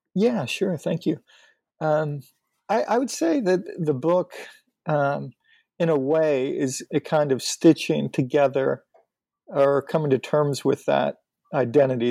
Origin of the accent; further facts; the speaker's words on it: north of Pittsburgh, Western Pennsylvania, United States; moved away; I'm from Western Pennsylvania, north of uh, Pittsburgh.